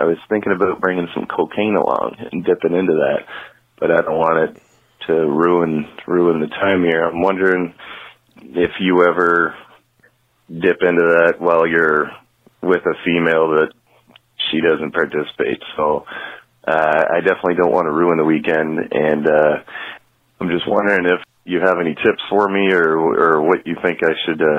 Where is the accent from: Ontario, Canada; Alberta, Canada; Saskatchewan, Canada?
Ontario, Canada; Kingston; I'm from Kingston, Ontario, Canada.